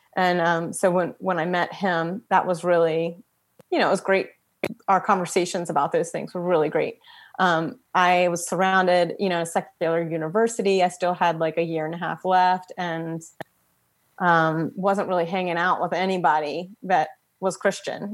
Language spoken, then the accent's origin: English; Frederick, Maryland, United States; I'm from Frederick, Maryland